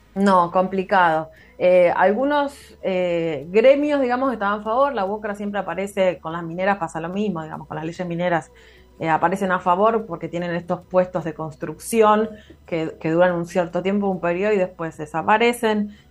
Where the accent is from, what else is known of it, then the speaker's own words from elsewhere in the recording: Carmen de Patagones, Buenos Aires Province, Argentina; also born or lived in Viedma; yo soy de Patagones, pero nací en Viedma, del otro lado del río